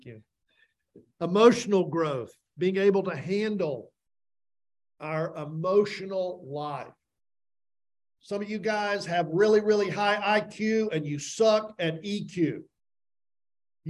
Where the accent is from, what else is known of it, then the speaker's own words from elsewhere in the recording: Tennessee, United States; I grew up in Tennessee saying, I'll learn you